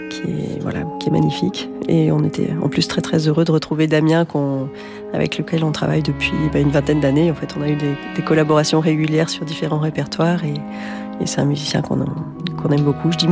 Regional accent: Marseille, Provence-Alpes-Côte d'Azur, France; grandi à Marseille. j'ai trahi pour Aix.

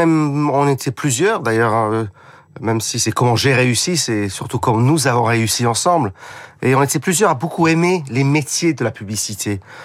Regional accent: United Kingdom; accent: British; French is a second language; now in France; j'ai un petit accent parce que je suis britannique

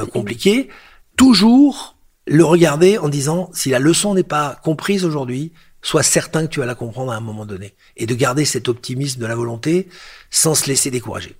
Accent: Lyon, Auvergne-Rhône-Alpes, France; born or raised there; moved away; also born or lived in Algeria / Paris / New York

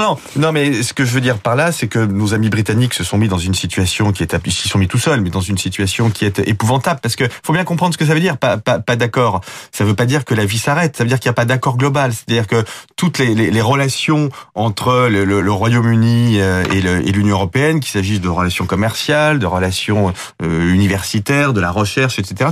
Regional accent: France; en tant que Français

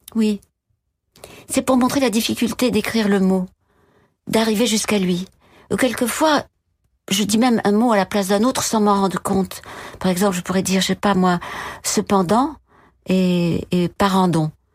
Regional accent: Bordeaux, Nouvelle-Aquitaine, France; moved away; also born or lived in Paris; Je suis née à Bordeaux

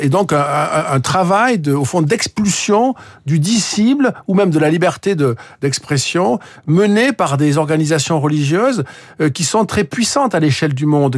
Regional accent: France; je suis français

